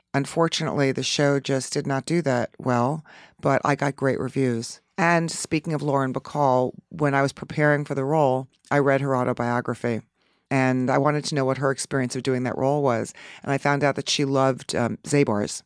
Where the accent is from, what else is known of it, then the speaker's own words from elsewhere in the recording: Long Island, New York, United States; I grew up out on Long Island